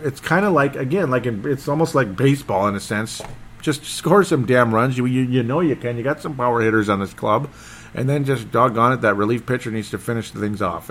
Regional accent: Golden Valley, Minnesota, United States; I'm from Golden Valley, Minnesota

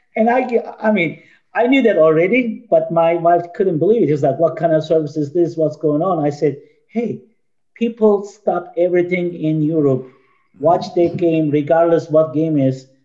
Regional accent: Turkey; born or raised there; now in United States

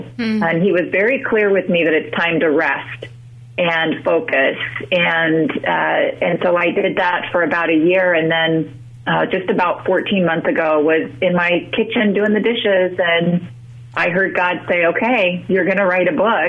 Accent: Utah, United States; I'm originally from Utah

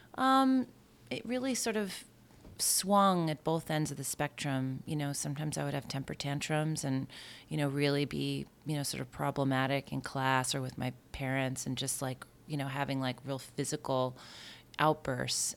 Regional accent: Bayport, New York, United States; I grew up, um, in Bayport on Long Island

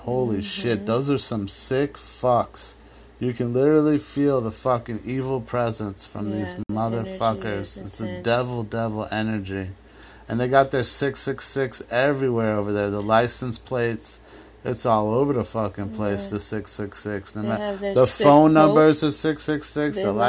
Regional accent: Ireland; I was raised Catholic in Ireland

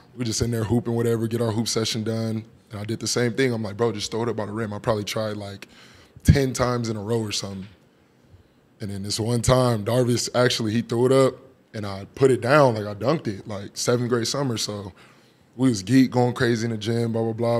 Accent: Phoenix, Arizona, United States; growing up in that South Phoenix area

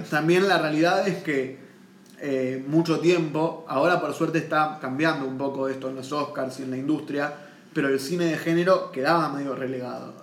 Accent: Argentina; acá en Argentina

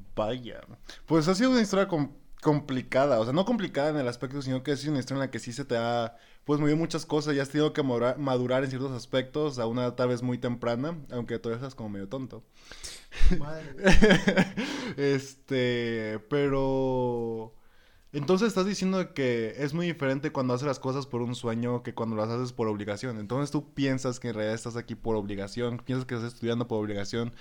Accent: Escuinapa, Sinaloa, Mexico; now in Guadalajara, Mexico; yo también soy foráneo, pues obviamente en el primer podcast les expliqué que también soy de Escuinapa, Sinaloa.

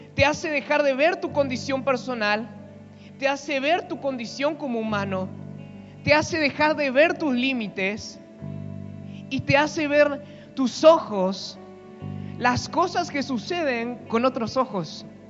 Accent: Argentina; somos argentinos.

